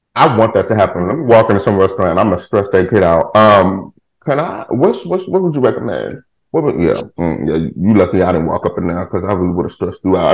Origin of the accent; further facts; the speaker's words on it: Houston, Texas, United States; I live in Texas. I'm from Houston, Texas